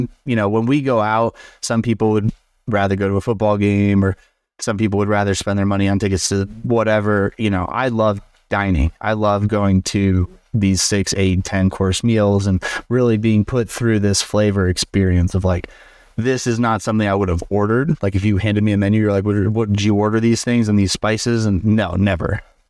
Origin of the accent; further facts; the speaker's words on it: Chicago, Illinois, United States; now in Denver, United States; Denver scene, so I came from Chicago. Chicago has a huge food scene.